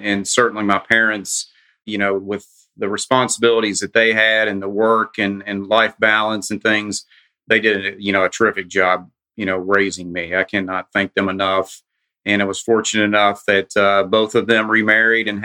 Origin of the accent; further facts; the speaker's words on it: Winchester, Kentucky, United States; I grew up in a small town just outside of Lexington, Kentucky, called Winchester, Kentucky